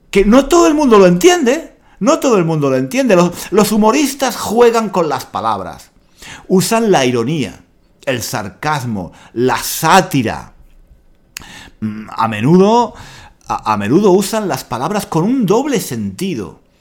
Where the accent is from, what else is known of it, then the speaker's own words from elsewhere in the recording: Spain; esta persona que no es de España, no es de España, me está diciendo a mí que soy español